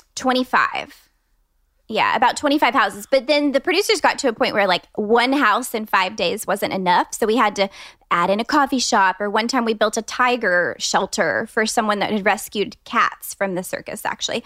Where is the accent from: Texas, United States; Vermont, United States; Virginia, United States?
Texas, United States; Austin; I'm a designer based here in Austin, Texas. I grew up in Austin